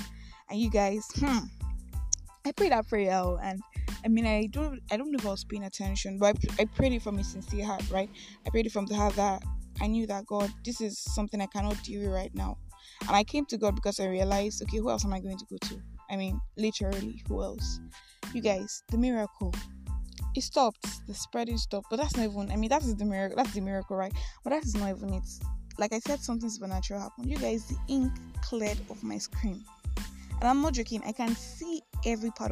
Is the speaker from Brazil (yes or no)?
no; Nigeria; I am that Nigerian Christian Talkaholic